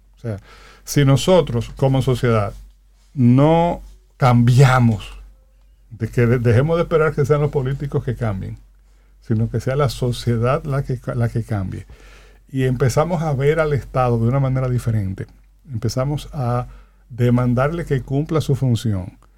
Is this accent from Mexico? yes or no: no; Dominican Republic; como sociedad, como dominicanos y dominicanas